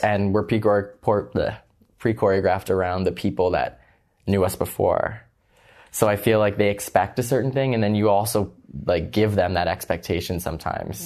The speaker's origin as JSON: {"language": "English", "town": "Toronto", "region": "Ontario", "country": "Canada", "tie": "born or raised there", "said": "I went to high school in Scarborough"}